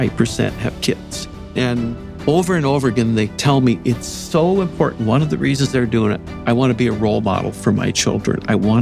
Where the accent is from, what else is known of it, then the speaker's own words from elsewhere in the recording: just outside of Fargo, North Dakota, United States; moved away as an adult; now in West Lafayette, United States; I grew up in North Dakota, just outside of Fargo. And it was a great place to grow up. And we go back in summer still.